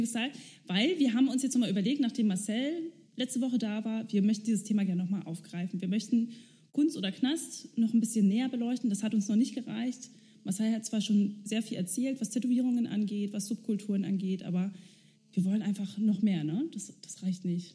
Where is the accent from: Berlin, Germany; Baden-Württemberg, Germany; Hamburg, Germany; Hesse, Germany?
Berlin, Germany; in Hunschenhausen bin ich groß geworden.